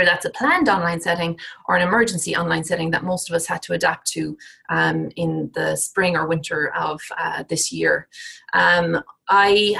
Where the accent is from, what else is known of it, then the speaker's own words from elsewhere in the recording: Ireland; moved away as an adult; also born or lived in United Kingdom; now in United States; So I'm Irish, I did my PhD and did my teaching assistant kind of teaching development work in Ireland.